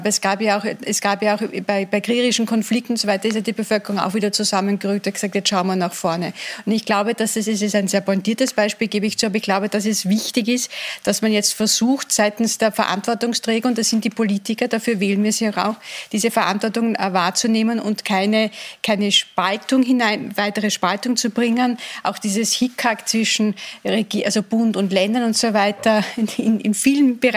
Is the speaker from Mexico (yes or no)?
no; Vienna, Austria; Und dann, sind wir alle in den Lockdown gegangen und sind mit dieser Mehrfachbelastung, zumindest als Wiener, auch da gewesen.